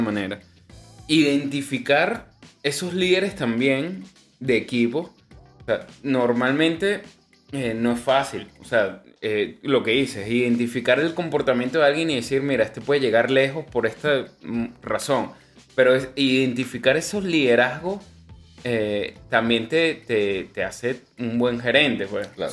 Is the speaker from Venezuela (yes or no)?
yes; Venezuela; now in Chile; nosotros como venezolanos